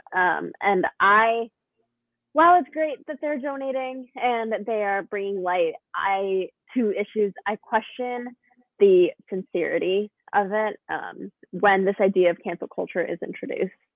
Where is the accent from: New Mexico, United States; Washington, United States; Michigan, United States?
Washington, United States; Woodinville; I am from Woodville, Washington